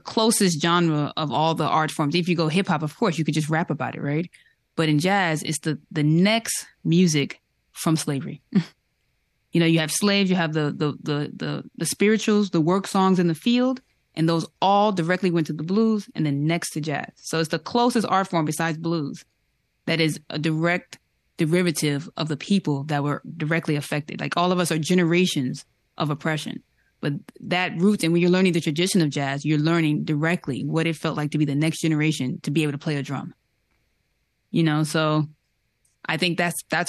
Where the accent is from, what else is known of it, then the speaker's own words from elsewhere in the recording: New York, United States; I'm from New York